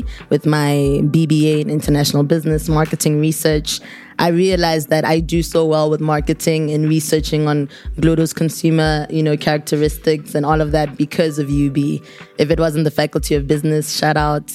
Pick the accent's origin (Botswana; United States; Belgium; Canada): Botswana; North-East District; I'm from the Northeast.